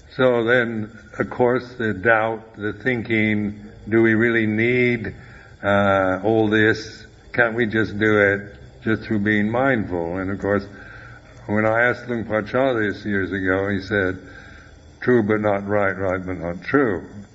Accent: United States; moved away; also born or lived in Thailand; I'm an American

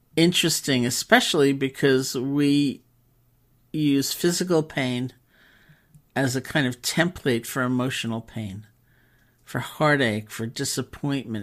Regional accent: New York City, New York, United States; also born or lived in Barre, Massachusetts; as a New Yorker

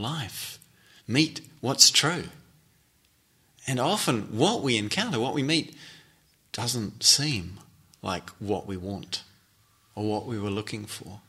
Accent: North Island, New Zealand; also born or lived in Switzerland; I grew up in New Zealand and in the North Island, despite, in fact, having been born in Switzerland

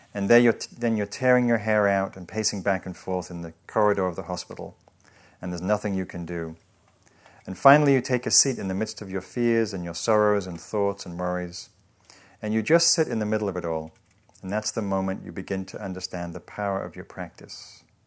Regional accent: England, United Kingdom

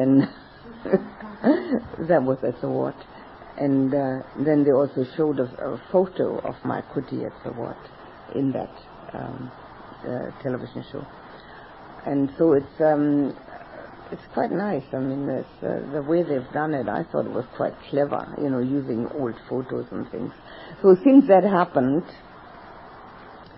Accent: Berlin, Germany; moved away; also born or lived in Australia; in Berlin, my hometown

